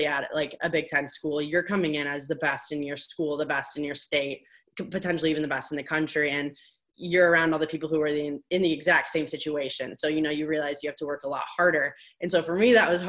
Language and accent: English; Bloomington, Indiana, United States; moved away as an adult; also born or lived in Evanston, Illinois; growing up in Bloomington, Indiana, and being around IU athletics